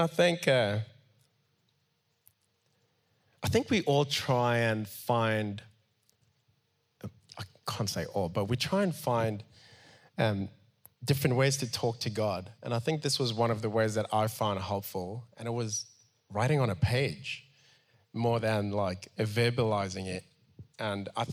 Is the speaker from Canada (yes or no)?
no; Cape Town, Western Cape, South Africa; I grew up in Mitchell's Plain for a lot of my childhood. And that's the roots